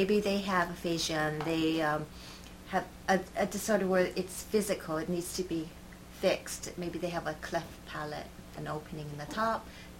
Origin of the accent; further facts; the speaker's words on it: Hawaii, United States; moved away as an adult; now in Ichikawa, Japan; I'm from Hawaii. I'm living in Ichikawa now, and I've been in Japan for 3 years.